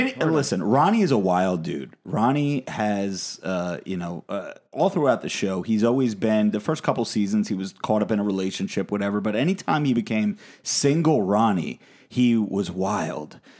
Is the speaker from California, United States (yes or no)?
no; New Jersey, United States; I am from New Jersey, and everyone at this table we all live in New Jersey.